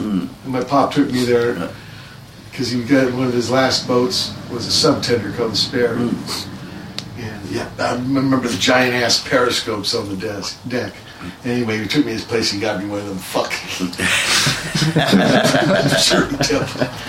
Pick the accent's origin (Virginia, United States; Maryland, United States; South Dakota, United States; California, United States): Virginia, United States; Because when I came from Virginia, it's like, what the fuck?